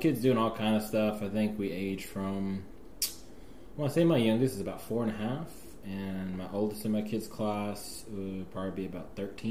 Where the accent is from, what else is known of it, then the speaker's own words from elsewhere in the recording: Houston, Texas, United States; also born or lived in Pasadena / New York / Atlanta / North Carolina; So, I mean, I was born in Pasadena, so obviously, born in Pasadena, grew up in Houston, I moved around a little bit, I've lived in the Queens of New York, I've lived in the ATL, Atlanta, Georgia, I've lived in North Carolina